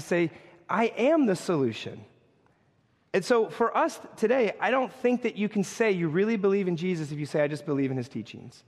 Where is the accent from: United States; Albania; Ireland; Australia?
United States; New York; as a New Yorker